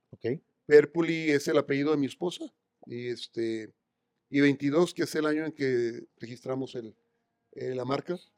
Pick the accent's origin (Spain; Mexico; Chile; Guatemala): Mexico; Mexicali, Baja California; del norte, de la frontera. yo soy de Mexicali.